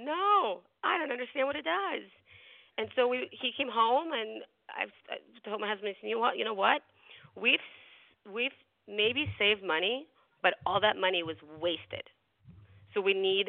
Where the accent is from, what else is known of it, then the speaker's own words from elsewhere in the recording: New York, United States; also born or lived in Russia; I grew up in New York